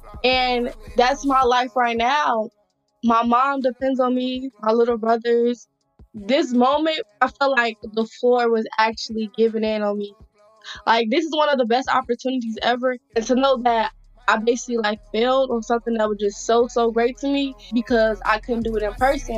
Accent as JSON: {"language": "English", "country": "Nigeria", "said": "I'm Nigerian, and like I was just not saying what I was supposed to be saying."}